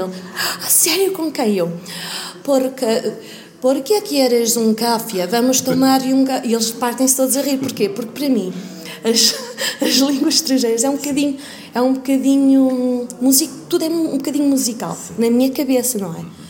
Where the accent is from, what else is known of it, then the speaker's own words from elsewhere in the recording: Lisbon, Portugal; Nasci e cresci em Portugal